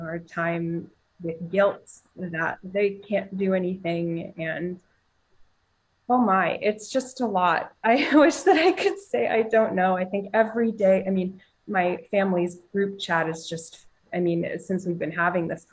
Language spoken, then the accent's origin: English; Luhansk, Luhansk Oblast, Ukraine; moved away; I was born in Lugansk, Ukraine. It's in the eastern part of Ukraine that's now run by separatists.